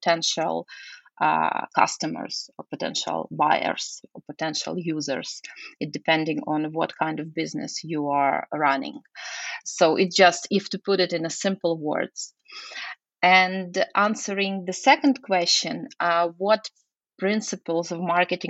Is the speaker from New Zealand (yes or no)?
no; Lviv, Lviv Oblast, Ukraine; moved away as an adult; now in Kyiv, Ukraine; I was born in Lviv. Actually, graduated from university there, and then I changed the city, so we moved to Kiev